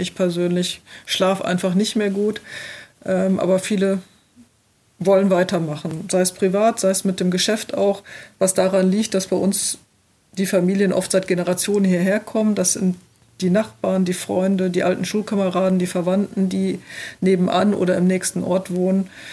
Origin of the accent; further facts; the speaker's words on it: Rhineland-Palatinate, Germany; ich komme hier aus der Region, wir leben hier, wir werden hier auch weiterhin leben